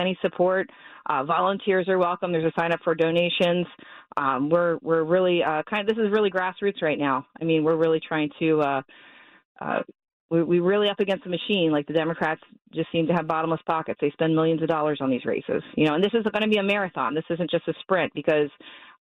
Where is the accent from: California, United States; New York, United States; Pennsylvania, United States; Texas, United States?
Pennsylvania, United States; Quarryville; also born or lived in Lancaster County, Pennsylvania; now in Bucks County, United States; I grew up in Brian Cutler's district, actually, in Quarryville, Pennsylvania